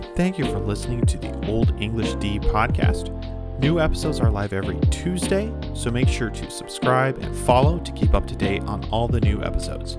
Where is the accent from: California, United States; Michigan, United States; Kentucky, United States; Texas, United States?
Michigan, United States; Grand Rapids; moved away as an adult; now in Fort Wayne, United States; I grew up in Old Grand Rapids, Michigan